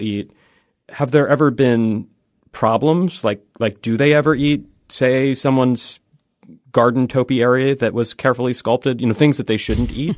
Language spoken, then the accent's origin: English; Pacific Northwest, United States; moved away; I'm from the Pacific Northwest